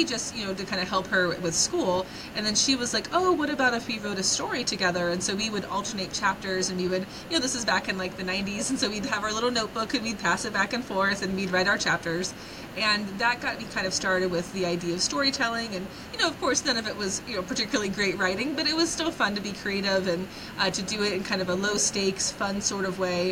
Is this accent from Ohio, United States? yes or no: yes; Coshocton, Ohio, United States; growing up in Coshocton, which, you know, I love the town, but it was a very small place